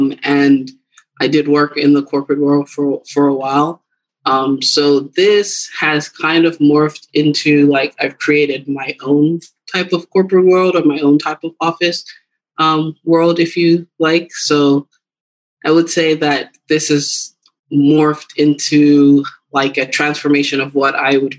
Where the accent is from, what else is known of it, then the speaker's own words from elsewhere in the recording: Cameroon; Growing up, I'm originally from Cameroon, West Africa